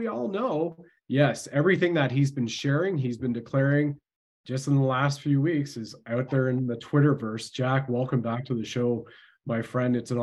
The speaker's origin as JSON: {"language": "English", "country": "Canada", "said": "I've served my country at the federal level as a Canadian infantry soldier."}